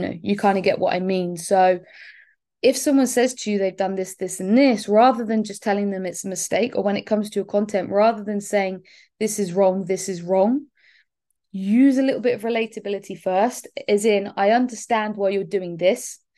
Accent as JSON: {"language": "English", "town": "Bournemouth", "region": "South West England", "country": "United Kingdom", "said": "I am from Bournemouth, so literally the other end of the country."}